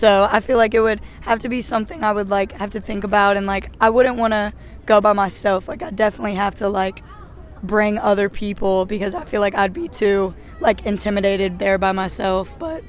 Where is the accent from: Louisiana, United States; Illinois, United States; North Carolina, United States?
Louisiana, United States